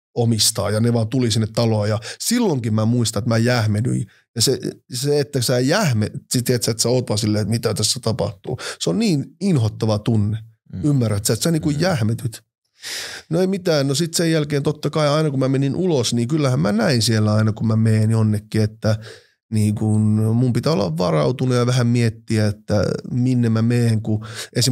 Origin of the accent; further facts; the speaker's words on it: Finland; first language Finnish; also born or lived in Oulu / Helsinki / Nigeria; mä oon syntynyt Suomessa